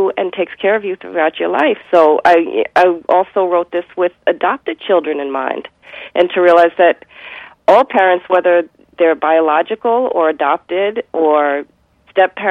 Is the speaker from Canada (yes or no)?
no; United States; I am Jewish American